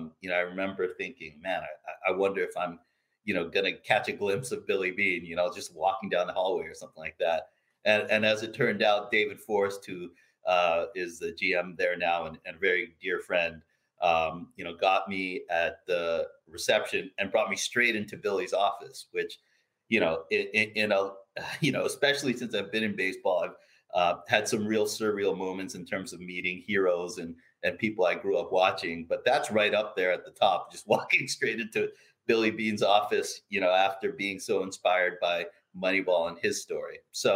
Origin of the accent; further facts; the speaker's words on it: Philippines; I really started getting passionate about baseball as a kid growing up in the Philippines.